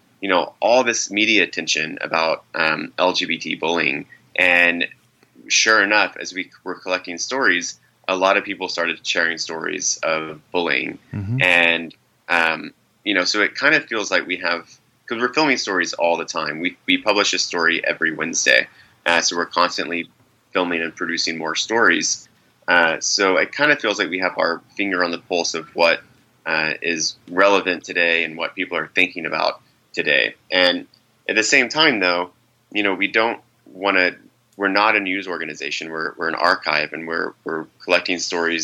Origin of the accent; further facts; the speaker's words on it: Driftwood, Texas, United States; also born or lived in Brooklyn, New York City; now in New York City, United States; a gay teenager growing up in a small town in Texas